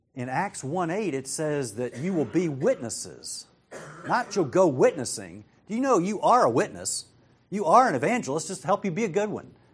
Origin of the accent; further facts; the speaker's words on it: United States; I'm an American